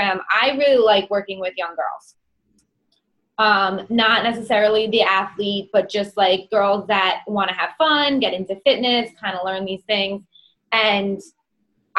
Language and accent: English; New York, United States; accent: New York; I have a New York accent.